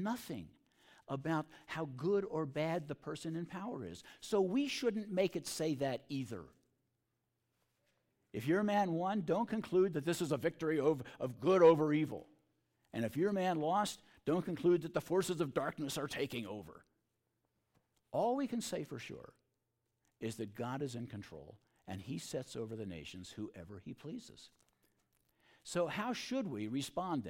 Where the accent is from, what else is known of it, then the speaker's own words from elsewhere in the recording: Baltimore, Maryland, United States; I was growing up in Baltimore in the 1950s